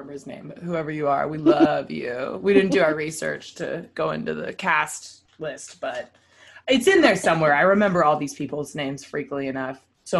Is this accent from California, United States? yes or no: yes; Los Angeles, California, United States; I was being from